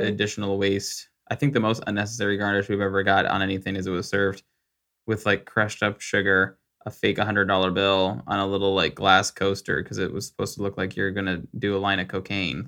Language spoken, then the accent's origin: English; Arizona, United States; I was raised in Arizona.